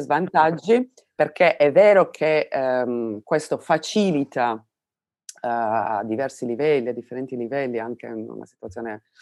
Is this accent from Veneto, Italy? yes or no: no; Domusnovas, Sardinia, Italy; now in Berlin, Germany; io provengo dalla Sardegna, non parliamo del, del, del come sono i rapporti sociali nel paesino di mia provenienza, che si chiama Domus Novas